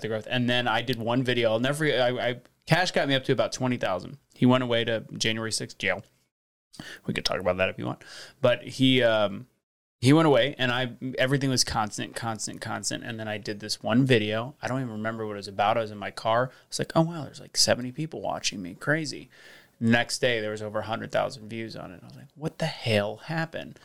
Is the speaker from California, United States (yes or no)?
no; St. Louis, Missouri, United States; born or raised there; also born or lived in Las Vegas, Nevada